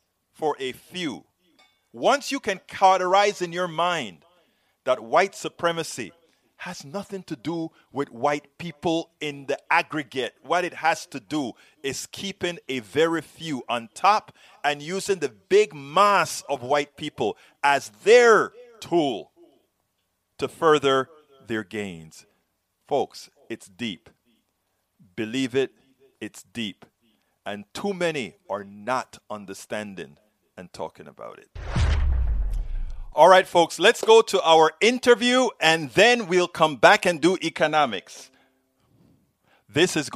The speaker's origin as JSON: {"language": "English", "country": "Panama", "moved": "yes", "lives_now": "United States", "said": "I'm from Panama"}